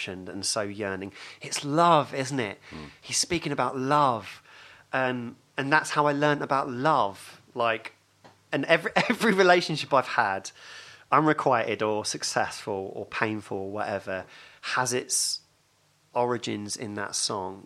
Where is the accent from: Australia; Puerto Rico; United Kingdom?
United Kingdom; Hatfield, East of England; my first memories are of growing up in Hatfield